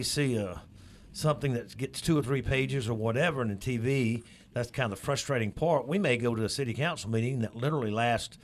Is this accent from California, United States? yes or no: no; Florence, Alabama, United States; now in Meridian, United States; I'm a native of North Alabama